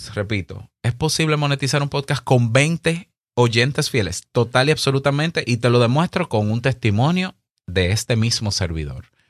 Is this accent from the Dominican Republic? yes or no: yes; Dominican Republic